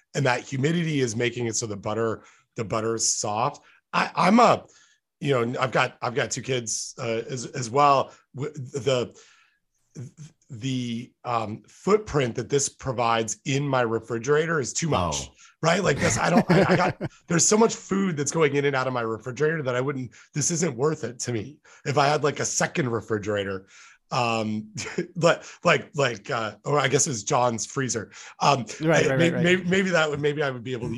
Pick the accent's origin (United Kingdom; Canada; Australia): Canada; moved away as an adult; now in United States; I grew up in Canada, and in a house that didn't have air conditioning